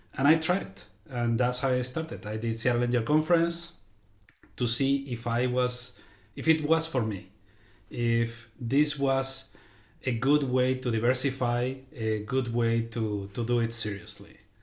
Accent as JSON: {"language": "English", "country": "Spain", "moved": "yes", "lives_now": "United States", "said": "I am originally from Spain, living now in the, uh, United States"}